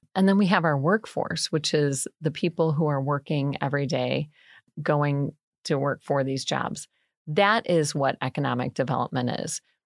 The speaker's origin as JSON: {"language": "English", "town": "Bourbonnais", "region": "Illinois", "country": "United States", "tie": "born or raised there", "also_born_or_lived": "DeKalb, Illinois / Northern Wisconsin", "said": "I grew up born and raised in Bourbonnais"}